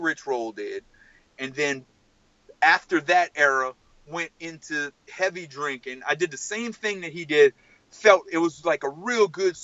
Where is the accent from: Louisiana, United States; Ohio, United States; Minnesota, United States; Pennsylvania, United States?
Louisiana, United States; South; I'm from South Louisiana